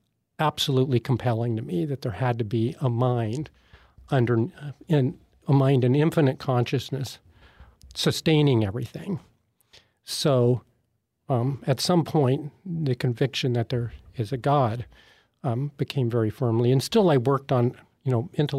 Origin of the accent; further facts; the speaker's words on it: Washington, United States; I grew up in Washington State